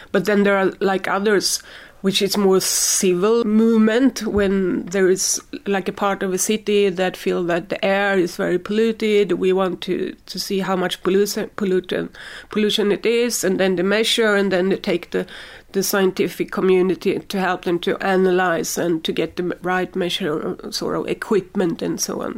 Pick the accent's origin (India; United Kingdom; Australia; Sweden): Sweden; I'm from Sweden, we have a lot of wood